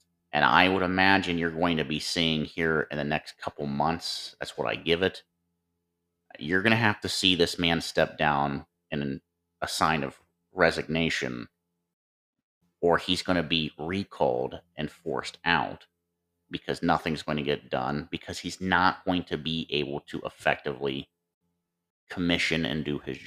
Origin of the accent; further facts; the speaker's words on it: Ohio, United States; my home state of Ohio